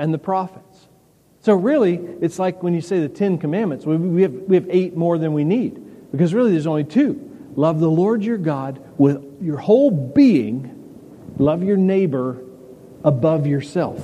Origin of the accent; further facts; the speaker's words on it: the South, United States; we grew up in the South